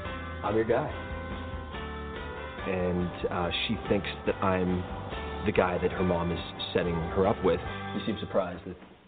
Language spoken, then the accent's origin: English; Montreal, Quebec, Canada; I'm originally from Montreal, so very familiar with the whole energy, the vibe of an East Coast guy. And I also own a business in Los Angeles